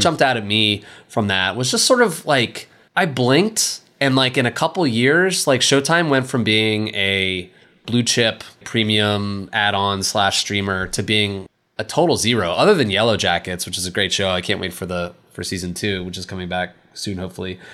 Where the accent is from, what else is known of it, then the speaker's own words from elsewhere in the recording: East Coast, United States; moved away; I'm from the East Coast